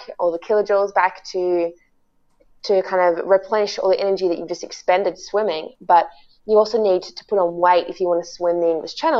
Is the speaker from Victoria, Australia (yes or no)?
yes; Melbourne, Victoria, Australia; I was in grade 6, growing up in Balwyn in Melbourne, Australia